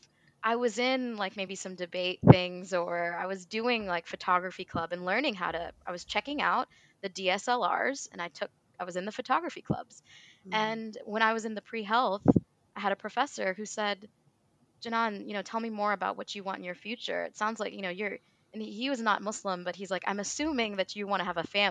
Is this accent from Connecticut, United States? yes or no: no; Clarksville, Tennessee, United States; now in Louisville, United States; My parents still live in the small town where I was born and raised, Clarksville, Tennessee